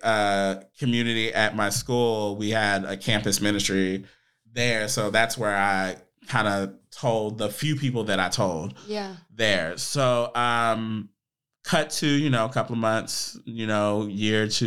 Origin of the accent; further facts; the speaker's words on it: Dallas, Texas, United States; I grew up in the United Methodist Church. Where at? So, in Dallas, Texas.